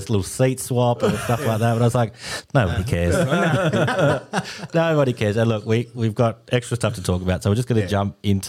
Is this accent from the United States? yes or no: no; Glenorchy, Tasmania, Australia; born or raised there